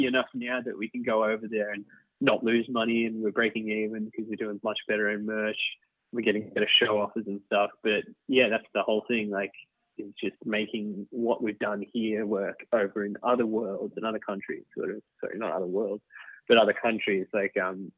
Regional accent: Australia; we were growing up in Australia

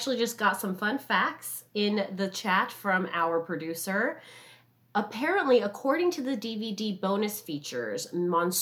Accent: Southern California, United States; I'm from Southern California and I'm Asian

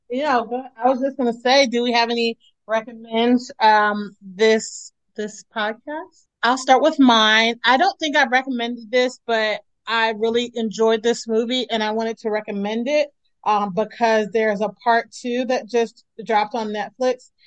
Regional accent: Maryland, United States; my home state of Maryland

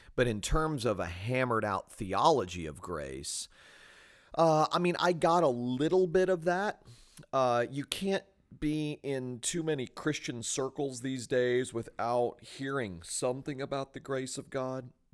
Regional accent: Fort Lauderdale, Florida, United States; also born or lived in Jacksonville; I grew up in South Florida, uh, born in Jacksonville, but raised in Fort Lauderdale

